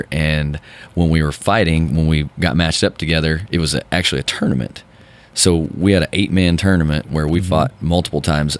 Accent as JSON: {"language": "English", "town": "Bixby", "region": "Oklahoma", "country": "United States", "tie": "born or raised there", "said": "I mean, I grew up in Bixby, and it was rural."}